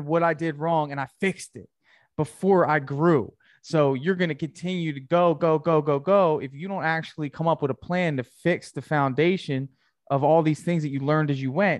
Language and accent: English; New Jersey, United States; I'm from New Jersey too